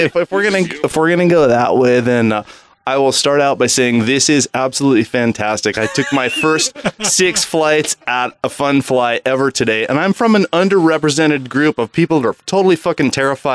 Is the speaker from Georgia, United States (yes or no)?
no; Sammamish Island, Washington, United States; I am from Sammamish Island, which is kind of somewhere between Bellingham and Snohomish, and too far and too close to be in either of the clubs. But fantastic place.